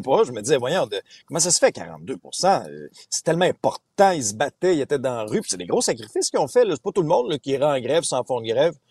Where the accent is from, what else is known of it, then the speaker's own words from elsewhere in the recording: Abitibi, Quebec, Canada; moved away; je viens d'une région, Benoît, tu le sais, moi, j'ai grandi en Abitibi